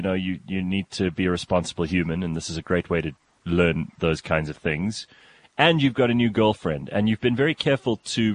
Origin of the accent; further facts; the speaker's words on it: Pretoria, Gauteng, South Africa; we're both from Pretoria